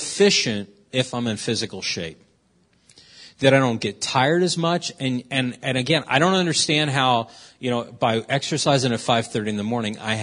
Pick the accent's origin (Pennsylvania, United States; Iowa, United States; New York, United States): Pennsylvania, United States; Philadelphia; I'm from West Philadelphia, born and raised